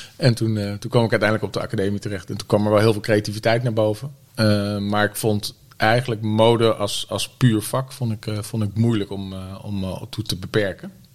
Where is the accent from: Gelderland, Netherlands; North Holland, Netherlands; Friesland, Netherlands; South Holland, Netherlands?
South Holland, Netherlands; The Hague; moved away as an adult; also born or lived in Utrecht; Ik kom uit Den Haag